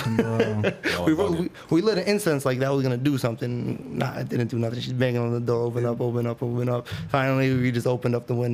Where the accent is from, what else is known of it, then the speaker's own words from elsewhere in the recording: Worcester, Massachusetts, United States; Growing up in Worcester was fun